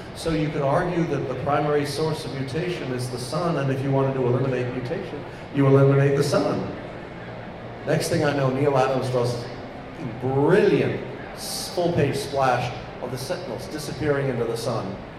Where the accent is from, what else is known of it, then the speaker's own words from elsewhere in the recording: England, United Kingdom; moved away; I'm English